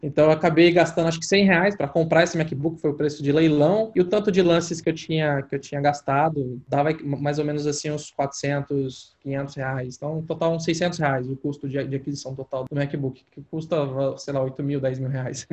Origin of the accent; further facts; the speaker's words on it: Goiás, Brazil; moved away; Eu sou goiano, eu vim de uma família, cara, simples